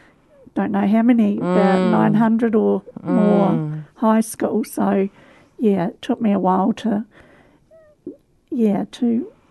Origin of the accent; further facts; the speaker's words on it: Canterbury, South East England, United Kingdom; Yes, I have.